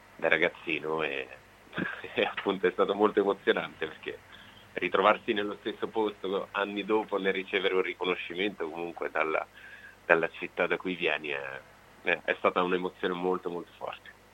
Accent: Gioia del Colle, Apulia, Italy; moved away as an adult; now in Veneto, Italy; Gioia del Colle, che è il mio, il mio paese natale

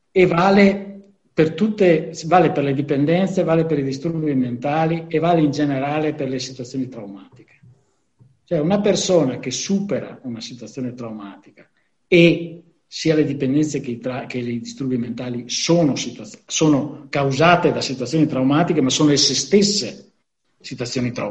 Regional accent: Venice, Veneto, Italy; ho 63 anni sono sobrio da 4 anni e vengo dal Lido di Venezia.

